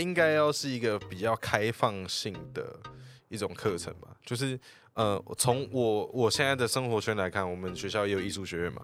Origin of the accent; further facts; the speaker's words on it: Chiayi, Chiayi City, Taiwan; 我是嘉义人